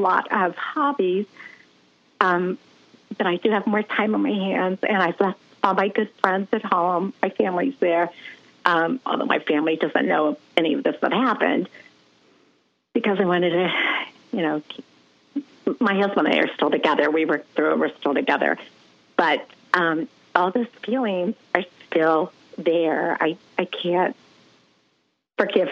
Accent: Columbus, Ohio, United States; moved away as an adult; now in Charleston, United States; I was born and raised in Columbus, Ohio.

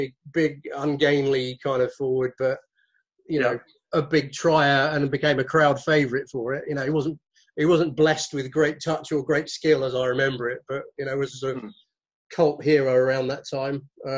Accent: Burgess Hill, South East England, United Kingdom; moved away as an adult; I was born in Burgess Hill, and I lived there for 18 years.

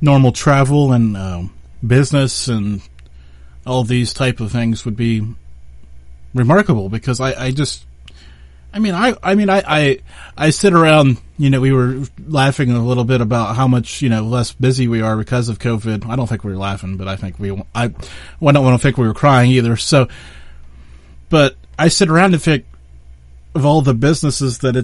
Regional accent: United States; I'm from the United States.

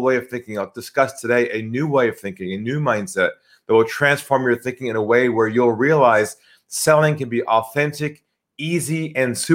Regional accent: California, United States; accent: US; moved away as an adult; now in Sydney, Australia; I'm from California originally

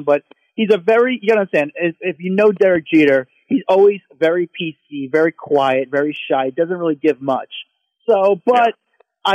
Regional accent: New Jersey, United States; I'm from blue collar New Jersey

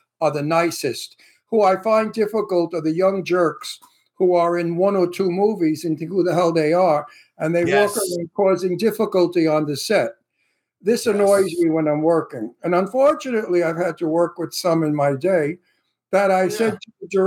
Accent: New York City, New York, United States; accent: Brooklyn; my Brooklyn accent

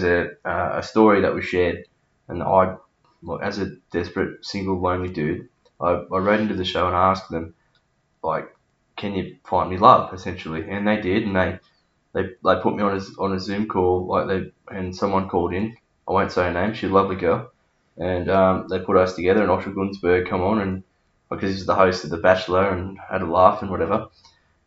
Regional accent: Newcastle, New South Wales, Australia; also born or lived in Dubbo, New South Wales / Rathmines, New South Wales / Cardiff (Curry?), New South Wales; I've lived in Newcastle most of my life. I was born in Dubbo, and we went to Rathmines

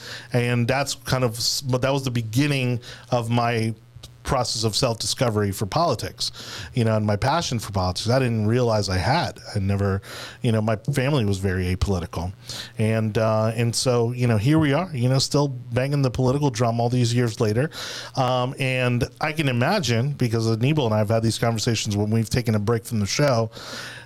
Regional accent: Florida, United States; for those of us who were kind of born and raised here

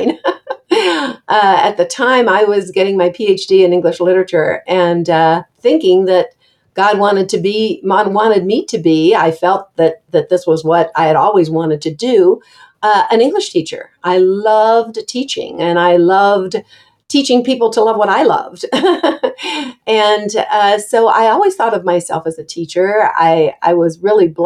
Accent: Ohio, United States; also born or lived in California; I was from Ohio.

